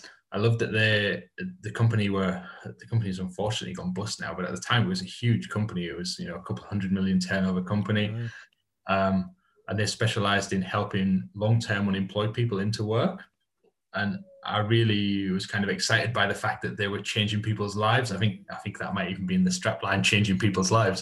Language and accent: English; Hartlepool, North East England, United Kingdom; I grew up in Hartlepool. So Teesside based, grew up in Hartlepool